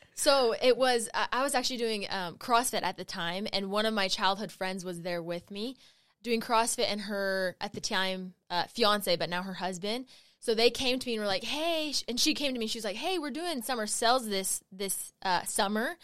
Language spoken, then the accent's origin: English; Utah, United States; I grew up in Utah County